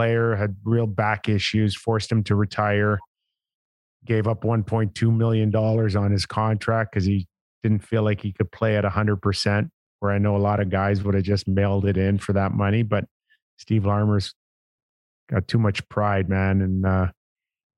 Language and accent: English; Toronto, Ontario, Canada; I was just the 80th player to be born and raised in Toronto